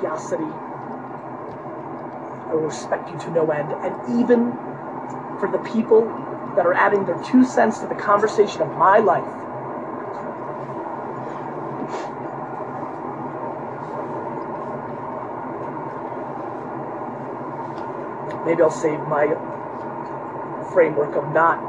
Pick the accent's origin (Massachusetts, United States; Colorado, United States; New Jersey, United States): New Jersey, United States; Edison; English is a second language; also born or lived in Queens, New York / Dover, New Jersey; I lived in Dover for a year and a half before I got to Edison, New Jersey